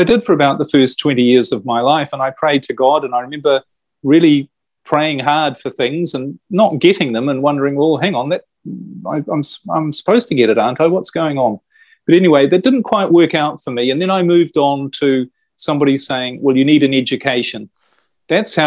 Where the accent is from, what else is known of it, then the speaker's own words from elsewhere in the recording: New Zealand; I was brought up in New Zealand